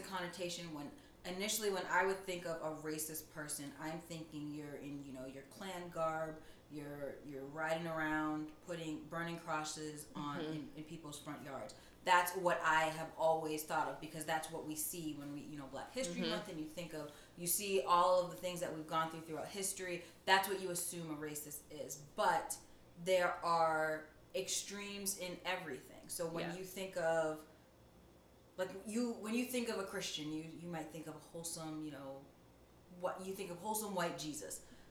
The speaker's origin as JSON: {"language": "English", "country": "United States", "tie": "born or raised there", "said": "I'm a first generation American. My parents immigrated to America from Ghana, West Africa"}